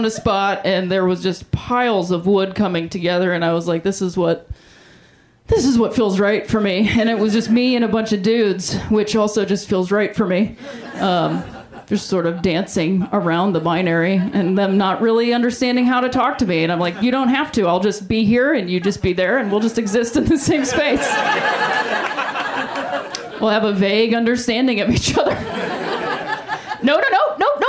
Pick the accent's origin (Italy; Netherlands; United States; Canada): United States; Ohio; now in Los Angeles, United States; I am from Ohio